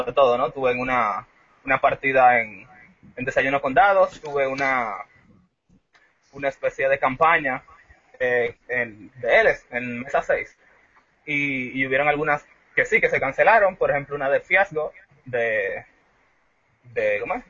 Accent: Dominican Republic; yo soy de República Dominicana

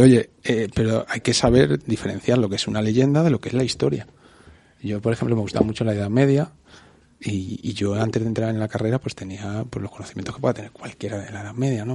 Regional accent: Leganés, Community of Madrid, Spain; yo soy de Leganés

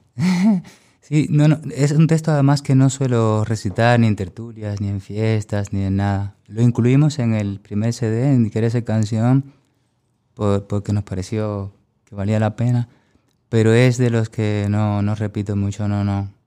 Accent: Cuba; moved away as an adult; now in Huesca, Spain; mi pueblo en Cuba

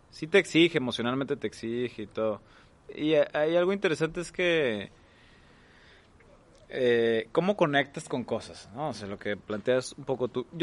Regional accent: Veracruz, Mexico; pues yo soy de Veracruz y vivo aquí y mucha de mi vida me he estado moviendo.

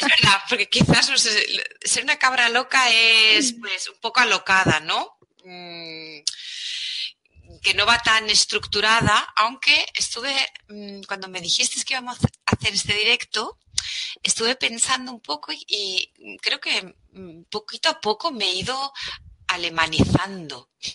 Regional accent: Figueres, Catalonia, Spain; also born or lived in Germany (between Heidelberg and Mannheim); now in Germany; soy de Figueras

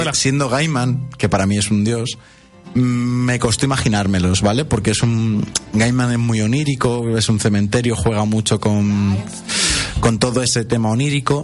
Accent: Spain; nosotros que somos de España.

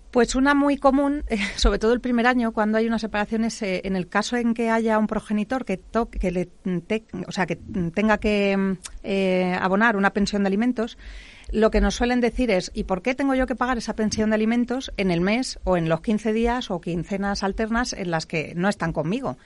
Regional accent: Madrid, Community of Madrid, Spain; soy madrileña

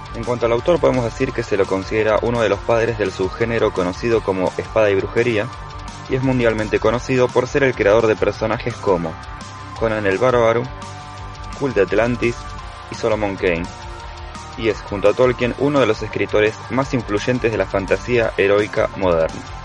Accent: Bahía Blanca, Buenos Aires Province, Argentina; soy de Bahía Blanca

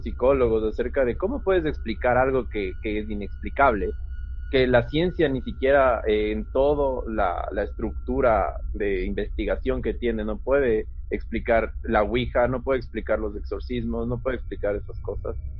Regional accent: Quito, Pichincha, Ecuador; yo igual soy quiteño, vivo aquí en Quito

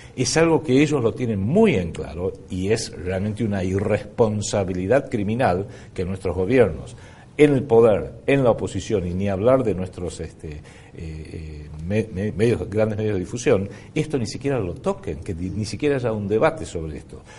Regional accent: Argentina

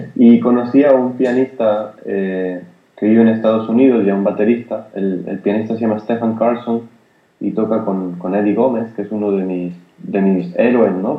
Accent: Granada, Andalusia, Spain; Yo soy de Granada y en, en, casa convivía con el, jazz que escuchaba mi padre

